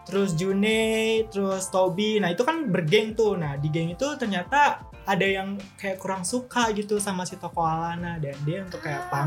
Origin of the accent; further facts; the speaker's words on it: Jakarta, Indonesia; ya karena gue lahir di Jakarta juga jadi kayak gue udah lama gue tumbuh di Jakarta